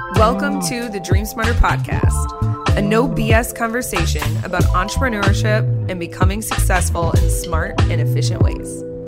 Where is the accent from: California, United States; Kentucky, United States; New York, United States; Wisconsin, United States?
Wisconsin, United States; New Richmond; also born or lived in Minneapolis, Minnesota; I grew up in New Richmond, Wisconsin, which is about 45 minutes away from the Twin Cities, Minneapolis, St. Paul, Minnesota.